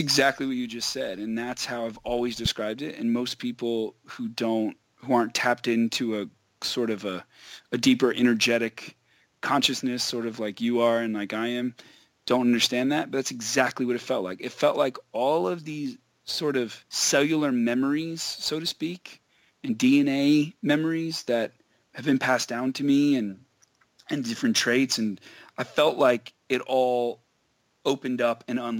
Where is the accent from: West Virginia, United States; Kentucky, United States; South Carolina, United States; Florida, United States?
Florida, United States; Quincy; moved away; also born or lived in Israel; I grew up outside of Tallahassee in this little town called Quincy, Florida, which is like right near the border of Georgia